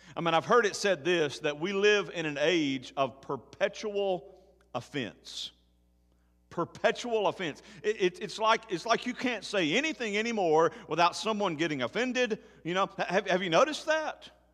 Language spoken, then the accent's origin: English; Tennessee, United States; my home state of Tennessee